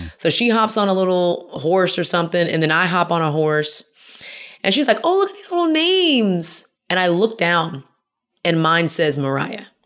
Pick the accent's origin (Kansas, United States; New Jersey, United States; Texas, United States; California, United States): Texas, United States; Houston; now in Atlanta, United States; I grew up in Houston